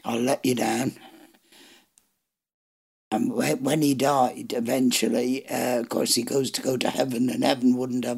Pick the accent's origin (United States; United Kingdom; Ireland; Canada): Ireland; as I grew up in Ireland, there was no such thing as trick-or-treat